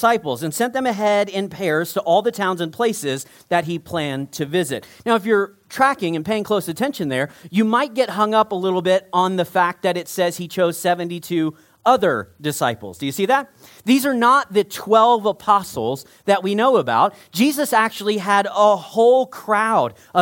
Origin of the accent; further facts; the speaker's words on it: Texas, United States; I grew up in Texas